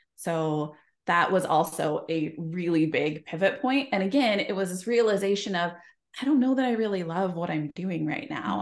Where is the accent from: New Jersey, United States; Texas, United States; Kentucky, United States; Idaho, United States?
Idaho, United States; I grew up in Idaho